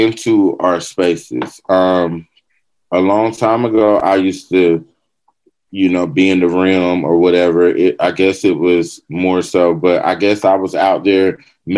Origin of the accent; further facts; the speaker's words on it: the South, United States; we're from the South